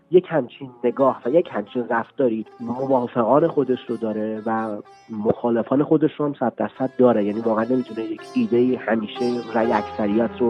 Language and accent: Persian; Iran; من یک ایرانی هستم